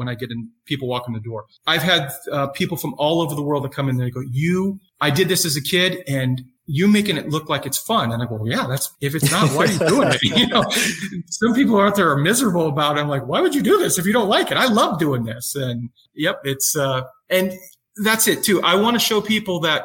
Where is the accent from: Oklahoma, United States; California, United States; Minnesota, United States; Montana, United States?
California, United States; El Cajon; moved away as an adult; now in Phoenix, United States; I grew up in California, which is El Cajon's a suburb of San Diego. Went to El Cajon Valley High